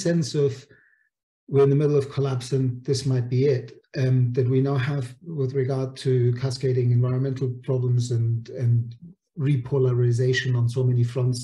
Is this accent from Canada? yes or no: no; Munich, Bavaria, Germany; moved away; also born or lived in Italy; I grew up in Munich